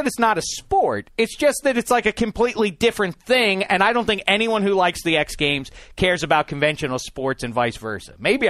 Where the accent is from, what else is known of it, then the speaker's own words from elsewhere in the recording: Pittsburgh, Pennsylvania, United States; I grew up in Pittsburgh, PA.